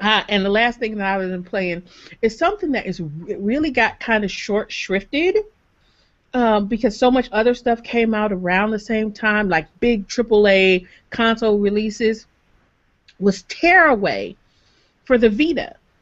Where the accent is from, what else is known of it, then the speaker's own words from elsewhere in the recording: Michigan, United States; I'm from Michigan